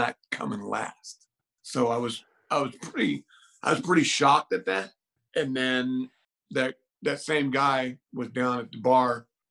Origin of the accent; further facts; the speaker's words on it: Juneau, Alaska, United States; I'm from Juneau, Alaska.